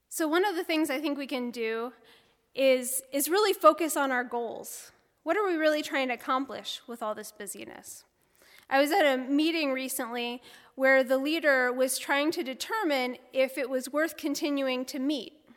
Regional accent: Bloomington, United States; moved away as an adult; also born or lived in New Hampshire / Chicago, Illinois / Chattanooga, Tennessee; I grew up outside of Bloomington

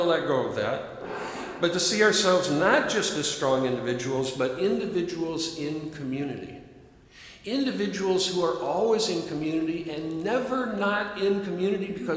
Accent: Chicago, Peoria, Illinois, United States; first language English; I'm a Chicagoan. I'm a Peorian

